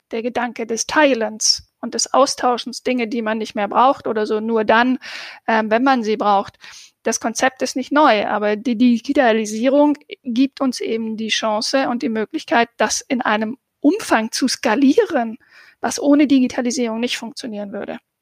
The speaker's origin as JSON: {"language": "German", "region": "Southern Germany", "country": "Germany", "said": "ich komme ja aus dem Süddeutschen"}